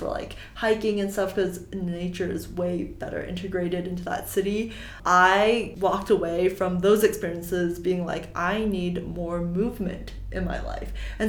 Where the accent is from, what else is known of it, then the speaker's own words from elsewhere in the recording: Dallas, Texas, United States; I'm from Dallas, Texas